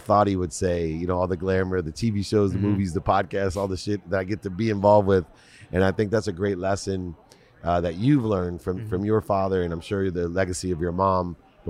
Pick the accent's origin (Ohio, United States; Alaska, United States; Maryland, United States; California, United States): Ohio, United States; Akron; I grew up in Ohio, Akron, Ohio, not too far from Toledo.